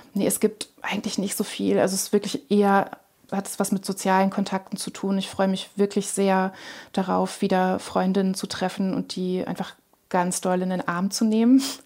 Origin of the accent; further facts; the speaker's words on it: Lower Saxony, Germany; in Niedersachsen, wo ich aufgewachsen bin